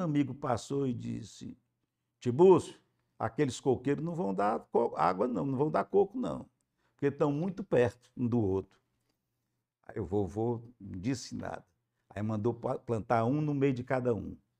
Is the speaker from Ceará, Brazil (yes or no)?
yes; Aquiraz, Ceará, Brazil; also born or lived in Fortaleza; Nasci em Fortaleza, na César Calles, mas moramos no Aquiraz.